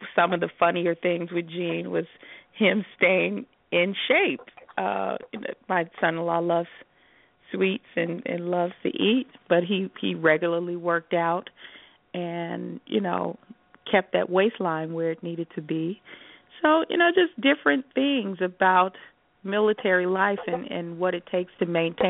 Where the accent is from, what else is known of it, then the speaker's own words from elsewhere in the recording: Chicago, Illinois, United States; now in Las Vegas, United States; Growing up in Chicago, in the Midwest